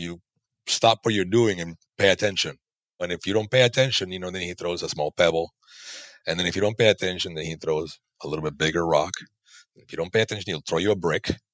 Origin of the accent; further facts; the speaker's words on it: Panama; moved away; I'm from Panama originally.